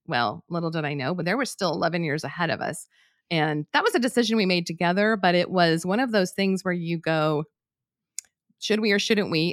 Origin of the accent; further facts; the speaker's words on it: New Mexico, United States; moved away as an adult; I'm from New Mexico